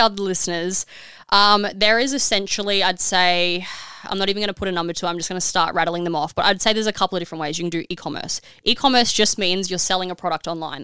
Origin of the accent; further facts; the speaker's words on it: Australia; being an Aussie